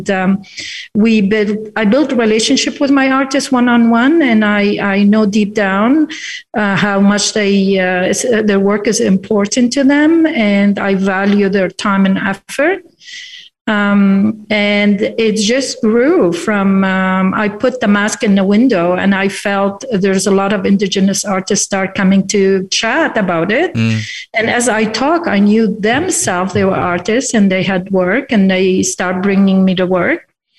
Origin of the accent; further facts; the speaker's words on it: Lebanon; now in Fredericton, Canada; I am an immigrant myself. I immigrated from Lebanon in 1977, and a few years after, I walked into our public gallery, Beaverbrook Art Gallery in Fredericton